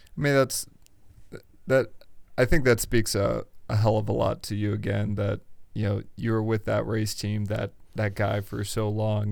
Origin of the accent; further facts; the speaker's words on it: Indiana, United States; I'm from Indiana.